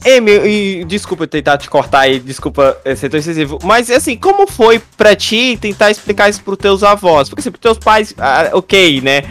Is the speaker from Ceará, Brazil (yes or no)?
yes; Fortaleza, Ceará, Brazil; a gente é de Fortaleza